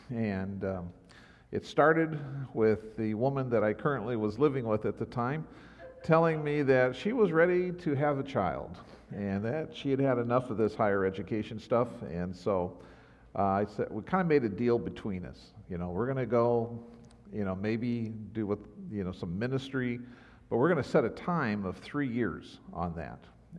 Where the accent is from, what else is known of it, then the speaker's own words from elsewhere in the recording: Omaha, Nebraska, United States; also born or lived in O'Neill, Nebraska; I remember telling people, no, I'm from Nebraska, and all the people in that area would say, no, you're from Omaha.